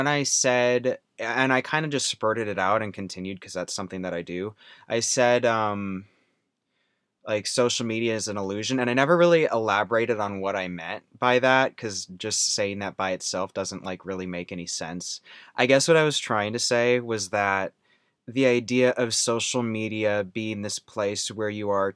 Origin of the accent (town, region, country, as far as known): Rowlett, Texas, United States; born or raised there; also born or lived in Wisconsin